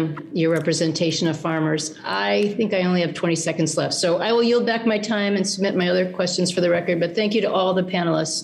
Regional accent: Minnesota, United States; moved away; I'm a Minnesotan by birth myself.

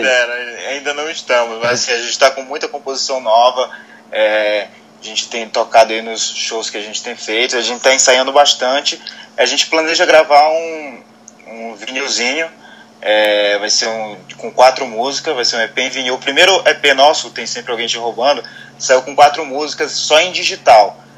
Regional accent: Belém, Pará, Brazil; eu sou de Belém

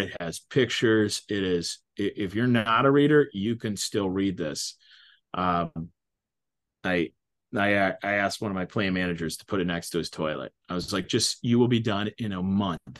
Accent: Mahomet, Illinois, United States; I'm from Muhammad, Illinois

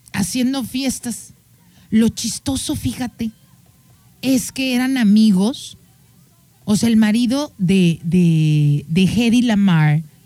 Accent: Mexico

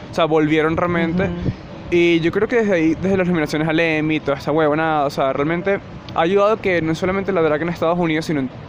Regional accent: Venezuela; now in Colombia; Soy venezolano

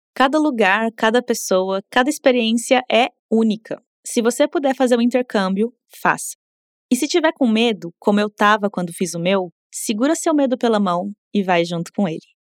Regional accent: Brazil; first language Portuguese; also born or lived in Costa Rica; O português é minha língua materna

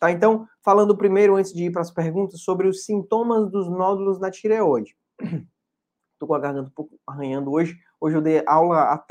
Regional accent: Fortaleza, Ceará, Brazil; E eu sou de Fortaleza e atendo em Fortaleza nas terças.

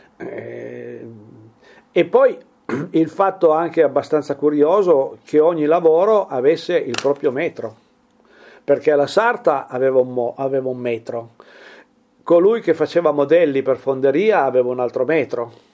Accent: Piedmont, Italy; also born or lived in Mombello di Torino (father's village); queste appartengono al nostro dialetto

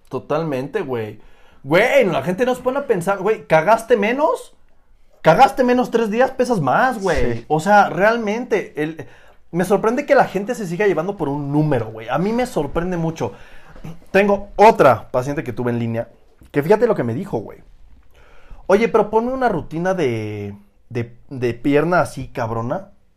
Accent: Oaxaca, Mexico; yo soy de Oaxaca

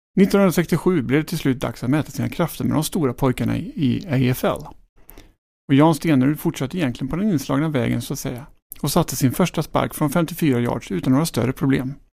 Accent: Sweden; här- här hemma i Sverige

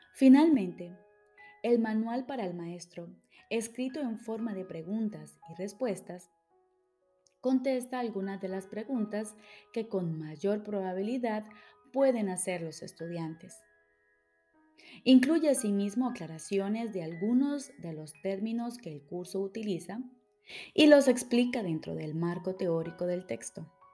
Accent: Colombia; now in Switzerland; Soy psicóloga, colombiana, radicada en Suiza

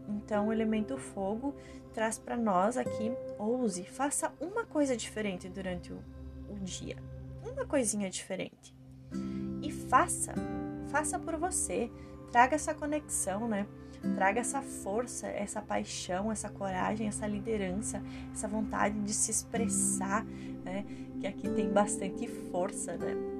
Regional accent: Rio Grande do Sul, Brazil; eu sou gaúcha

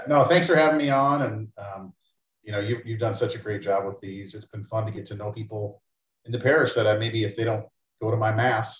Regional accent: Texas, United States; moved away; also born or lived in Iowa; I was born in Iowa, and I pretty much grew up in Texas, where my family still lives.

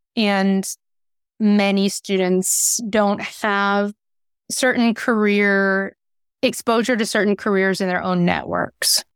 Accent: Concord, California, United States; also born or lived in San Francisco, California; I was born in San Francisco in the Mission District, and my parents and grandparents were community organizers, and I grew up in Concord and went to Concord High School.

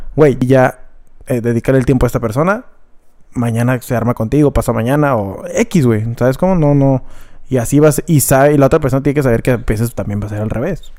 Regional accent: Mexico

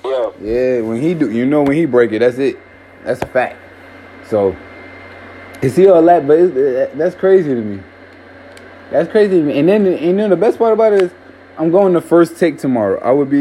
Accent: New York, United States; I'm from New York.

